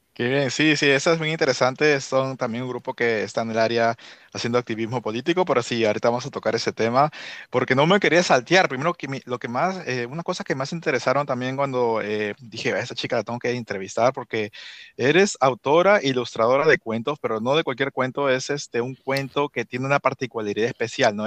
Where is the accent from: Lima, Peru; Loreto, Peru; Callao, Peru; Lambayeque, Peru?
Lima, Peru; now in Washington, D.C. area, United States; crecí en Surco